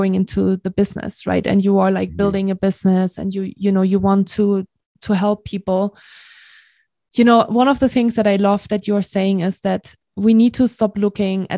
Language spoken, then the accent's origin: English; Germany; moved away; I'm from Germany originally.